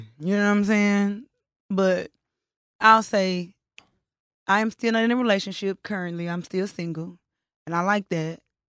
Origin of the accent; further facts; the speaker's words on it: Dallas, Texas, United States; So where are you from? I'd be like, Dallas. They'd be like, what part? I say Oak Cliff.